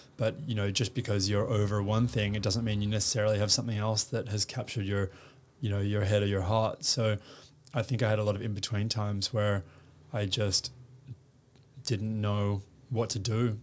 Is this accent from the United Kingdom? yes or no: no; Perth, Western Australia, Australia; moved away as an adult; also born or lived in United States; now in Sydney, Australia; growing up in Perth was amazing